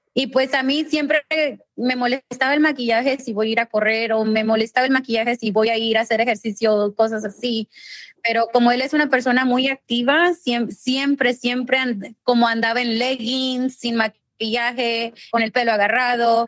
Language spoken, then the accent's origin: Spanish; Mexico; also born or lived in Los Angeles, California, United States; now in Rancho Cucamonga, United States; Yo soy nacida eh. y criada en México